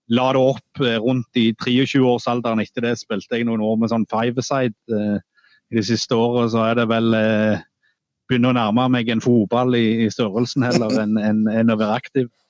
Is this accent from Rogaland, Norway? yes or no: yes; Ganddal, Rogaland, Norway; Jeg kom jo fra Gandal opprinnelig